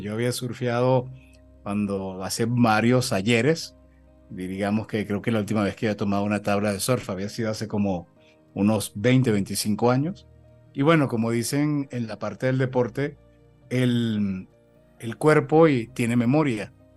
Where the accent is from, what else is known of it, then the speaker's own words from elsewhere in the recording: Venezuela; accent: Venezuelan; moved away as an adult; now in Mexico; Ya yo me siento absolutamente mexicano después de 15 años en México, por supuesto, con un acento venezolano que nunca se va a perder